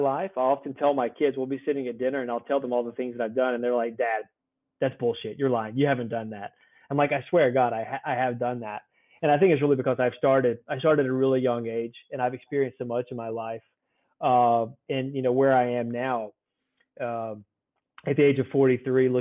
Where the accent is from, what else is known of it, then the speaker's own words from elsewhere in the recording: Soso, Mississippi, United States; moved away as an adult; now in Denmark; I'm born and raised in a small town in Mississippi called Soso, S-O-S-O